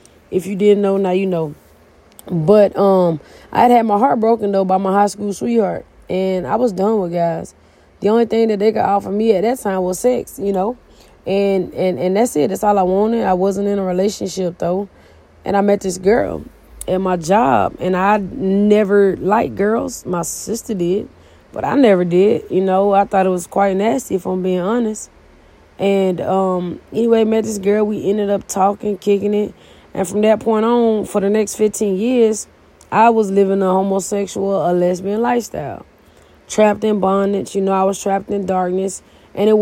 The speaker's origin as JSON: {"language": "English", "town": "Edison", "region": "Georgia", "country": "United States", "tie": "born or raised there", "also_born_or_lived": "Columbus, Georgia", "said": "I left my hometown, small town, Edison, Georgia"}